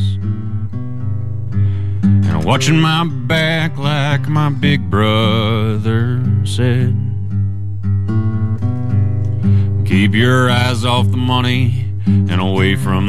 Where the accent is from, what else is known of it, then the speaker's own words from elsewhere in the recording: Idaho, United States; I'm from Idaho